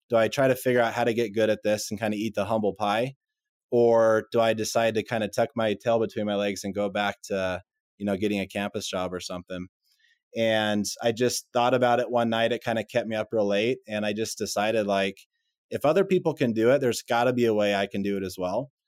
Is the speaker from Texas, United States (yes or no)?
yes; Texas, United States; moved away as an adult; also born or lived in Utah; I'm from Texas originally